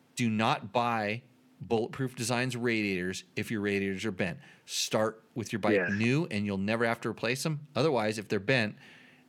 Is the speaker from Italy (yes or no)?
no; United States; I am as patriotic and as American as everybody else